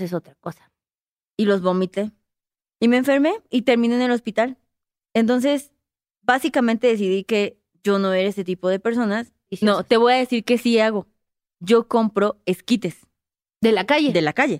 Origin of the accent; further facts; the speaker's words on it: Mexico; Yo soy mexicana.